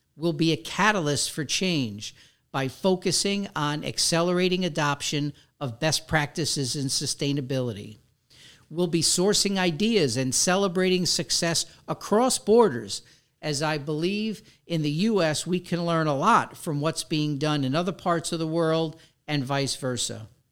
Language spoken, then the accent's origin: English; New York City, New York, United States; moved away as an adult; also born or lived in Westchester, New York; now in West Palm Beach, United States; Growing up in the Bronx